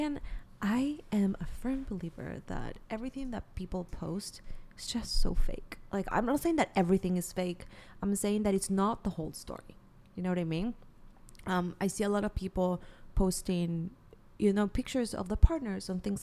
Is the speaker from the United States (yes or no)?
no; Peru; moved away; I'm from Peru. So not only I have a few friends there, but my family is there